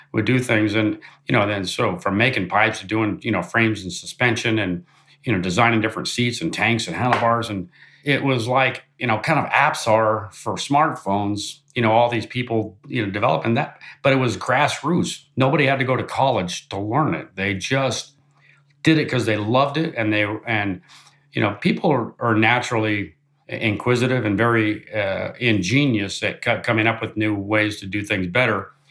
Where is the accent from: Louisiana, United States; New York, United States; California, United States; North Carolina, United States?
California, United States; Orange County, Southern; moved away as an adult; also born or lived in Pennsylvania; now in Georgia, United States; I was born and raised in Southern California and grew up in Orange County